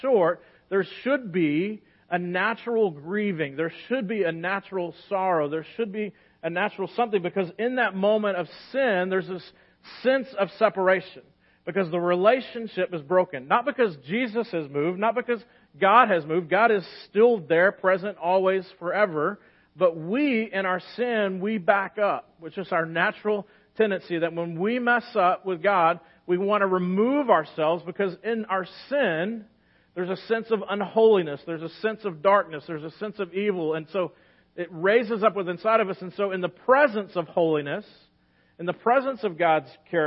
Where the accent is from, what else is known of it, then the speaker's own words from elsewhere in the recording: United States; especially as American Christians